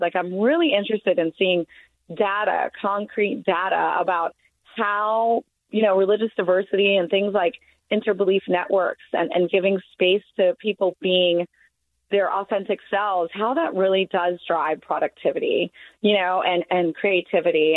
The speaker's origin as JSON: {"language": "English", "region": "Deep South", "country": "United States", "tie": "born or raised there", "said": "I grew up in the Deep South myself"}